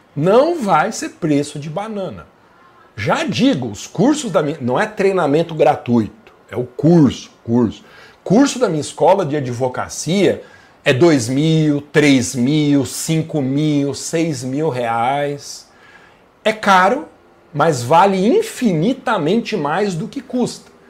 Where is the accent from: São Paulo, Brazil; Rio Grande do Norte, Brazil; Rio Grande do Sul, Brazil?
São Paulo, Brazil; Guarulhos; Eu sou de Guarulhos